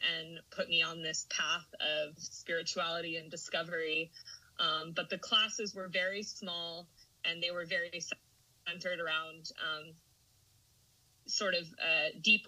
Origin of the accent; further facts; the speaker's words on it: Huntington Beach, California, United States; moved away as an adult; also born or lived in Washington, D.C.; I grew up in Huntington Beach, California.